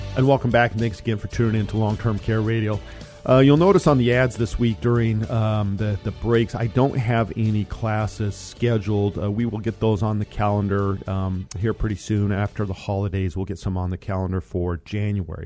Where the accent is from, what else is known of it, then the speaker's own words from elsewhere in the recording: Colorado, United States; moved away; Colorado. As you guys know, that is my home state